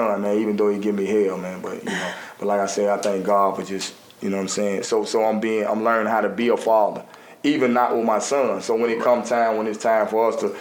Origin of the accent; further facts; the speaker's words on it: Avondale, Southtown, Kingston, Alabama, United States; also born or lived in Gate City; I grew up in Avondale, Southtown, Kingston